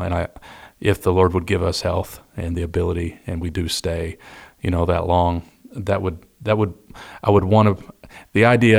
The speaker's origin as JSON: {"language": "English", "town": "Detroit", "region": "Michigan", "country": "United States", "tie": "born there", "also_born_or_lived": "Kentucky", "said": "It's like I was born in Detroit, Michigan, downriver, and to a long line of union factory workers. My mom was from Kentucky"}